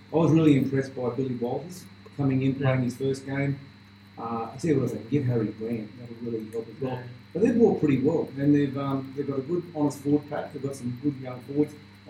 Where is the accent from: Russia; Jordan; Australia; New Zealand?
Australia; Gold Coast, Queensland; obviously we're from the Gold Coast.